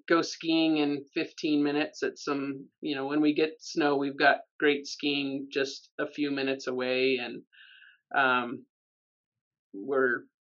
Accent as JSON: {"language": "English", "town": "Los Alamos", "region": "New Mexico", "country": "United States", "tie": "born or raised there", "said": "I grew up here in Los Alamos. It's a really small town."}